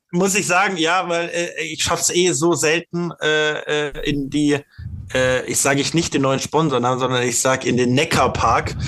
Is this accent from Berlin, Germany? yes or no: no; Stuttgart, Baden-Württemberg, Germany; als Stuttgarter, als Stuttgarter bin ich